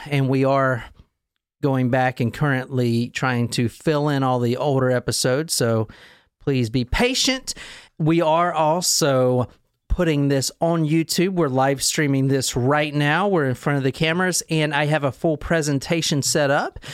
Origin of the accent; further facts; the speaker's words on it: South Carolina, United States; I'm from South Carolina